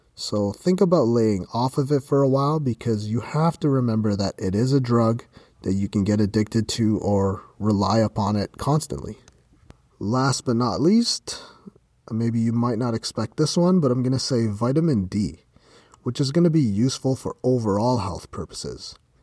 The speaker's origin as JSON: {"language": "English", "country": "Canada", "said": "I'm from Canada"}